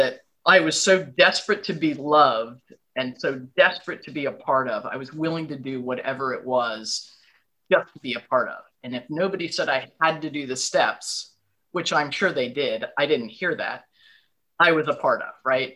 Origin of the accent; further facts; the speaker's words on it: New York, United States; now in Virginia, United States; I was born and brought up in New York